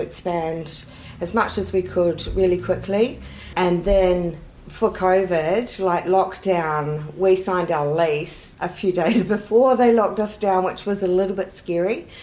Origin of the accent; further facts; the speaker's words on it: New Zealand; now in Shellharbour, Australia; I'm actually from New Zealand